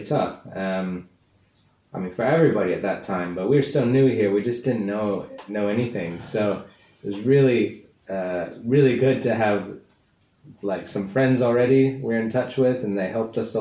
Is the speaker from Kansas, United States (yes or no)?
yes; Kansas, United States; also born or lived in East London; now in London, United Kingdom; I'm from America, from the middle of the country, from the state of Kansas, but now I make my home here in London, East London